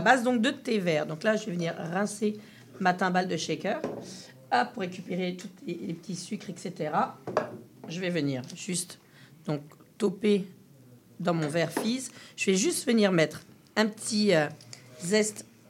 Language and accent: French; Quebec, Canada; chez nous au Québec